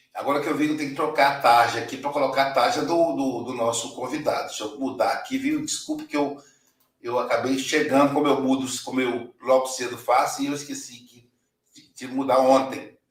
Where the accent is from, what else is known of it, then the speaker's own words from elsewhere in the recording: Muriaé, Minas Gerais, Brazil; moved away; Mulhaé, minha terra natal